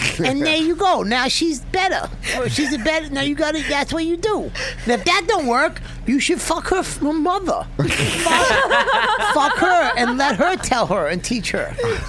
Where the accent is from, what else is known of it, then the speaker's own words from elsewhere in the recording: New York, United States; West 38th Street and what? Because we're from New York.